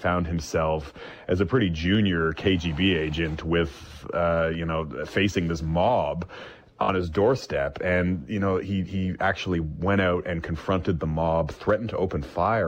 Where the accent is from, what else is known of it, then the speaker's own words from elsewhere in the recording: Canada; moved away as an adult; now in Europe; as a Canadian correspondent, been based in Europe for 6 years